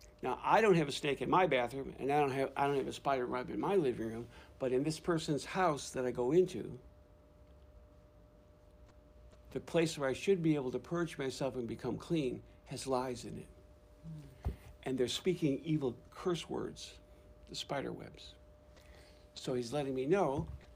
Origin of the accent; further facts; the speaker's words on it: Georgia, United States; I'm from Georgia